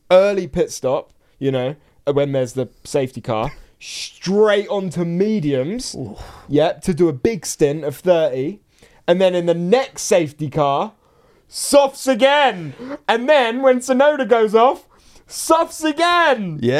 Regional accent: South East England, United Kingdom; we're both from East Sussex, and I went to a church school

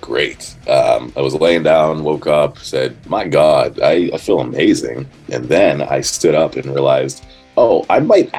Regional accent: New Castle, United States; my hometown, you know, Newcastle.

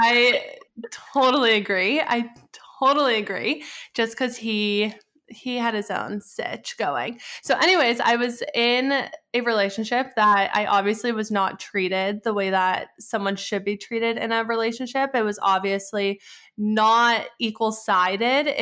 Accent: Edmonton, Alberta, Canada; moved away as an adult; also born or lived in Arizona / Pittsburgh; my hometown, which is Edmonton

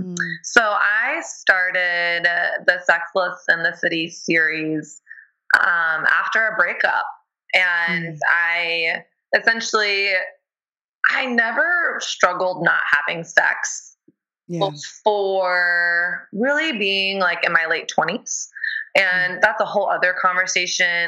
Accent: the South, United States; moved away as an adult; also born or lived in Texas; now in New York City, United States; I grew up in the South

